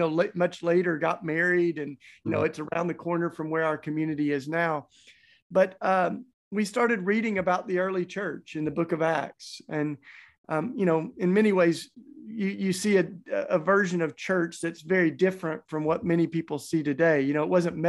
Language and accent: English; Tennessee, United States; accent: southern; moved away; also born or lived in Philadelphia; I grew up down south in Tennessee. That's why I've got my charming southern accent